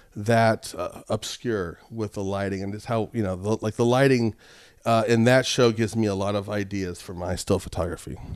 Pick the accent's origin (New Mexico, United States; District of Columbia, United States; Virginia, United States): New Mexico, United States; Albuquerque; moved away; I grew up in Albuquerque